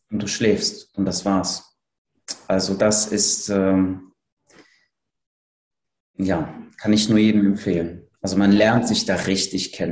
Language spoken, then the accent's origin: German; Cologne, North Rhine-Westphalia, Germany; Ich komme ja aus Köln und hatte eine recht lange Rückfahrt